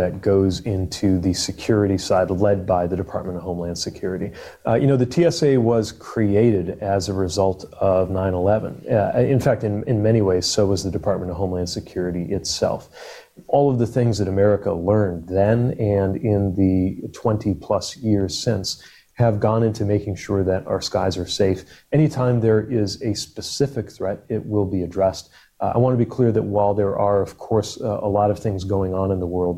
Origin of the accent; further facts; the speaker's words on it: South Bend, Indiana, United States; I come from the industrial Midwest. My hometown of South Bend was home to Local 5 and Local 9